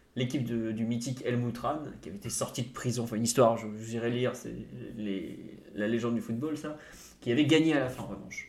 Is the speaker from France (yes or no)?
yes; France; je suis français